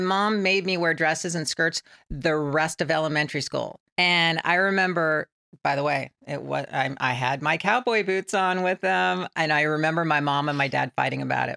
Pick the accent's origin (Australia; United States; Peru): United States; San Bernardino, California; I grew up in San Bernardino, California